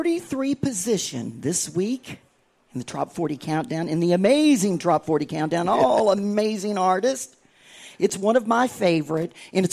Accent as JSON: {"language": "English", "area": "Gulf of Mexico", "region": "Gulf Coast", "country": "United States", "tie": "born or raised there", "said": "I grew up on the Gulf of Mexico"}